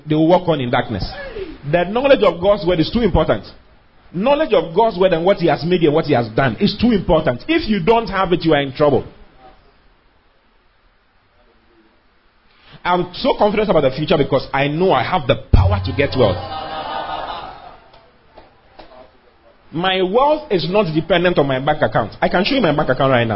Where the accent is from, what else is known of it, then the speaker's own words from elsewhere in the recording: Accra, Greater Accra, Ghana; also born or lived in Kumasi; I was born and raised in Danzuman.